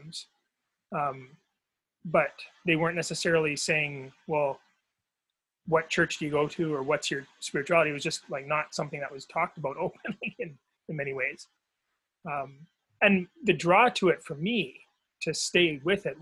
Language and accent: English; Victoria, British Columbia, Canada; moved away; Well, I grew up in BC on Vancouver Island.